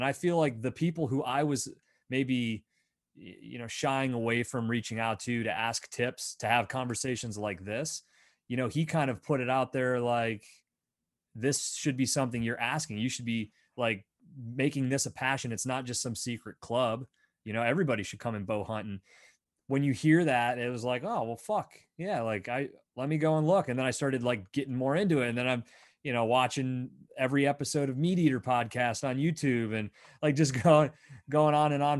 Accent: Pennsylvania, United States; I grew up in Northwestern Pennsylvania. So state forest, a lot of whitetail, and I did some hunting really young.

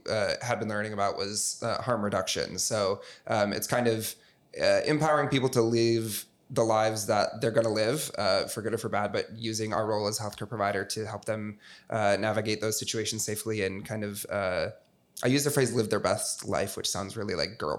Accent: Michigan, United States; moved away; I know for me, I moved here from Southwest Michigan, pretty small town, and I had been going to my same family doctor forever.

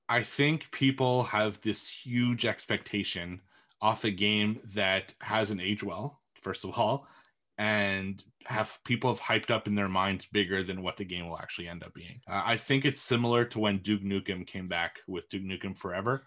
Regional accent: Montreal, Quebec, Canada; moved away; my hometown's Montreal, which is only two hours away from me

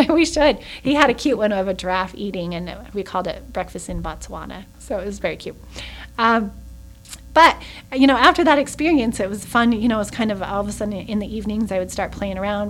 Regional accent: Salt Lake City, Utah, United States; moved away as an adult; also born or lived in Oregon; now in Mesquite, United States; I was born and raised in Salt Lake

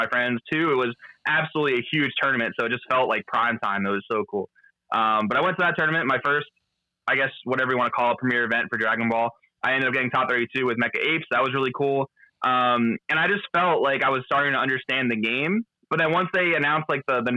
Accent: New Jersey, United States; moved away as an adult; also born or lived in Boston / California; Originally I'm from New Jersey, but went to college in Boston

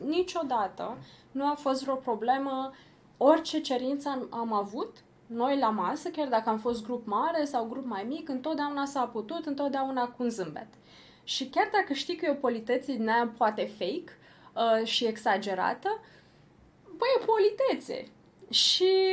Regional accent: Romania; noi ca români

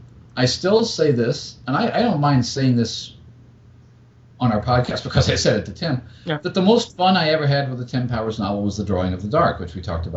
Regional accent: Australia; growing up in Australia, finding bookshops, finding things that might have been in print 10 or 20 or 30 years after their original appearance

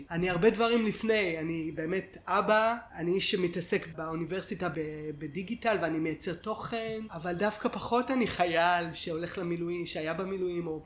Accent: Ariel, Judea and Samaria Area, Israel; היינו ביחד כל הצבא וגם גדלנו, אני גדלתי באריאל, הוא גדל אה, בברקן שזה יישובים סמוכים

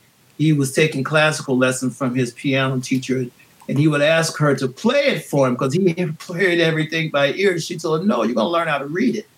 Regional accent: New Orleans, Louisiana, United States; growing up in New Orleans

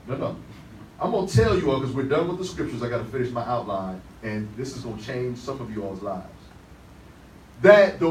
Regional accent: Detroit, Michigan, United States; when I was growing up in Detroit

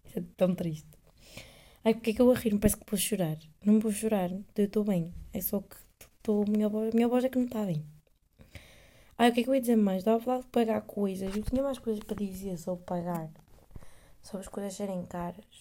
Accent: Coimbra, Centro, Portugal; moved away as an adult; now in Amsterdam, Netherlands

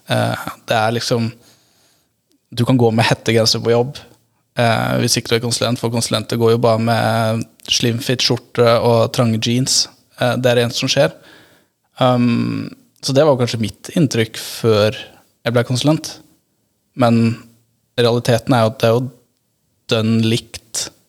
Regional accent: Agder, Norway; also born or lived in Grimstad; så er jeg fra Syden. Jeg holder til på Sørlandet.

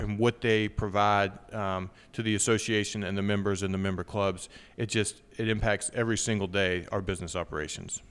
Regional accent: Wytheville, Virginia, United States; also born or lived in Danville, Virginia; I was born in Danville, Virginia, lived there till I was seven, and then moved over to Withville, which is where, uh, I lived until I went off to college

